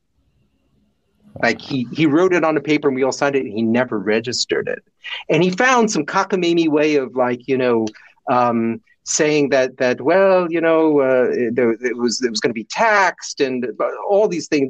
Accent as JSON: {"language": "English", "region": "New Jersey", "country": "United States", "also_born_or_lived": "India", "accent": "Jersey", "moved": "as an adult", "said": "when I would go back to America, I could switch into like, you know, from New Jersey. So I'd switch into Jersey."}